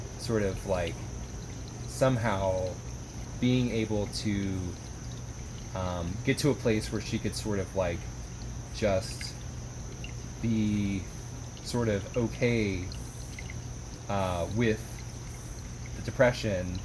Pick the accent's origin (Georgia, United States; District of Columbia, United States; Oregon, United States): Georgia, United States; Atlanta; moved away; my hometown